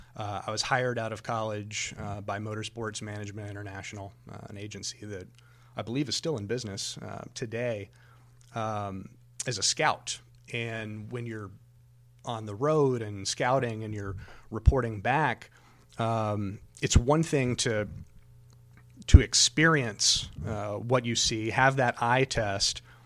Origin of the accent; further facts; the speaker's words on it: Daytona Beach, Florida, United States; also born or lived in Talladega, Alabama; I was born in Talladega, raised in Daytona.